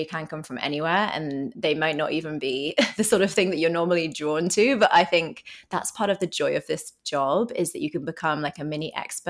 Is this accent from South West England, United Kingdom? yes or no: yes; Bristol, South West England, United Kingdom; moved away as an adult; now in New York, United States; I'm from a city called Bristol in southwest England